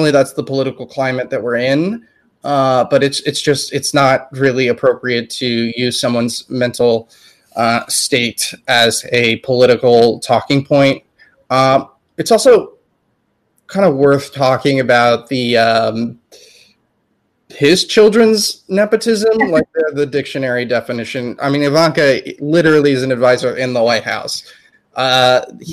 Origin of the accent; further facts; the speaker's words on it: Texas, United States; moved away; I'm originally from Texas myself.